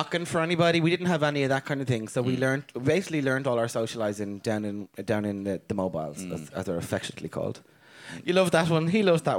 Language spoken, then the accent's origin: English; Dublin, Leinster, Ireland; we are a family from Dublin